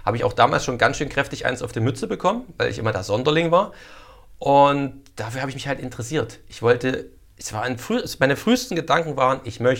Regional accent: Saxony, Germany; accent: Erzgebirge dialect; Ich so mein erzgebirgischer Dialekt, naja, ich hätte gern irgendwas mit Kinofilm und zu Babelsberg ist halt meins

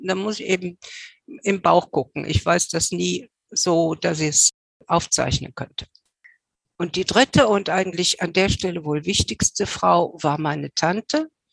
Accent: Cologne, North Rhine-Westphalia, Germany; ich als Kölsche

